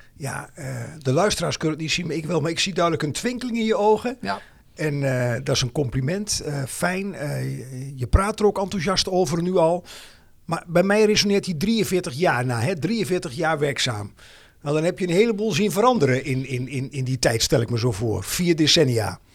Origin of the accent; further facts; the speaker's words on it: Twente, Overijssel, Netherlands; now in Amersfoort, Netherlands; mijn roots liggen in Twente. Wonen dus alweer jaren met plezier in Amersfoort Oosten.